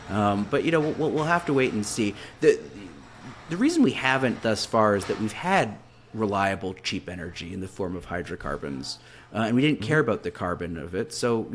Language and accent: English; Canada; I'm Canadian, so I'm a bit of an outsider